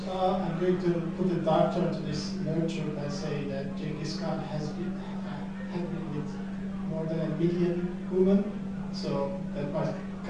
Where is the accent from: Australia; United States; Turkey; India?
Turkey; I'm from Turkey, so it's kind of a Middle East, Eastern European